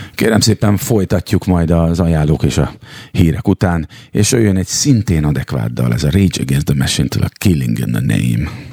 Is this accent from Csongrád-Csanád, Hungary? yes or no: yes; Szeged, Csongrád-Csanád, Hungary; én szegedi vagyok